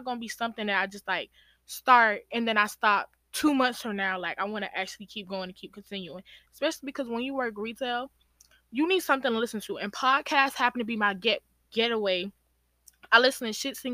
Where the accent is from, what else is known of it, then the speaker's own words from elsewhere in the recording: Georgia, United States; my parents are from Guinea and Sierra Leone, but I was born in Georgia. So that's where like that aspect of being American come